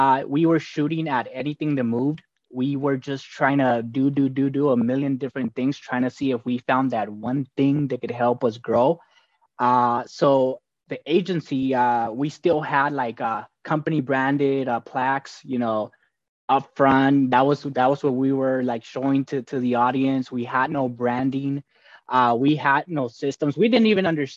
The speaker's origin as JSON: {"language": "English", "town": "Los Angeles", "region": "California", "country": "United States", "tie": "born or raised there", "also_born_or_lived": "Guadalajara, Jalisco, Mexico", "said": "So grew up in a famous city called South Central Los Angeles"}